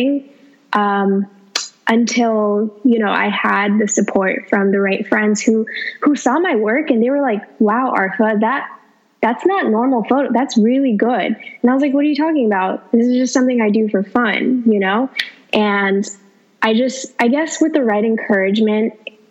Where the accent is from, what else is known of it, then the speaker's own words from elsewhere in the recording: Los Angeles, California, United States; I'm from Los Angeles